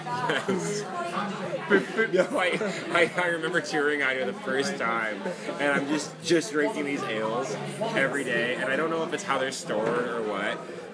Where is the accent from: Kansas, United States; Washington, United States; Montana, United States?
Washington, United States; Seattle; also born or lived in San Francisco; You know, I grew up in Seattle, yeah. I'd say. Like, it's where I identify with that, you know. That's my home.